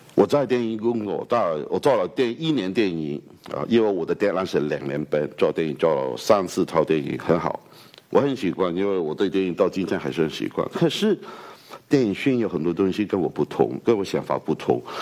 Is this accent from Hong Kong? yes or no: yes; Hong Kong; accent: Hong Kong-accented Mandarin; Chinese is a second language; 我来自香港的